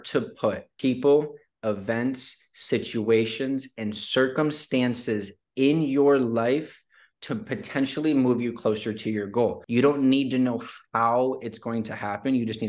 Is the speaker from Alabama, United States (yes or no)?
no; Detroit, Michigan, United States; From Detroit, Michigan. So born and raised there, 21 years.